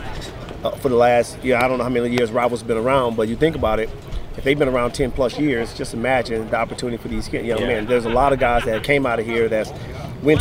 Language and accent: English; Houston, Texas, United States; I grew up in Houston, Texas